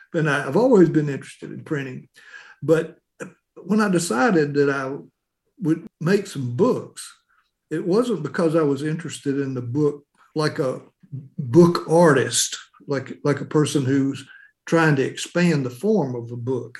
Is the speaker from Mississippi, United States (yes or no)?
yes; Tupelo, Mississippi, United States; I've had a an interesting an interesting experience growing up in Tupelo